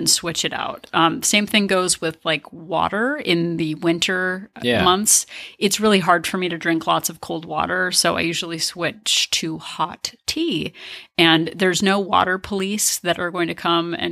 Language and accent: English; New Jersey, United States; I'm from New Jersey